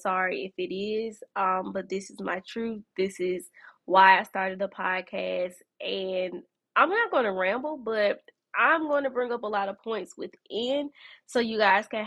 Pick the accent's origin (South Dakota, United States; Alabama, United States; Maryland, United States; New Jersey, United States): Alabama, United States; Birmingham; here in my hometown, Birmingham, Alabama